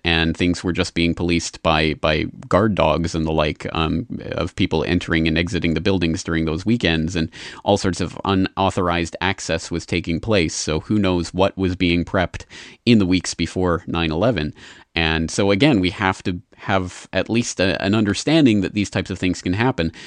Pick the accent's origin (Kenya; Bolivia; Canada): Canada; now in Japan; I'm a Canadian living in Japan